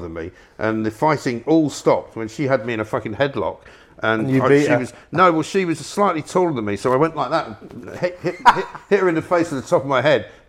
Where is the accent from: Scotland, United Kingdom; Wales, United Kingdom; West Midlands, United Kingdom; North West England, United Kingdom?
Scotland, United Kingdom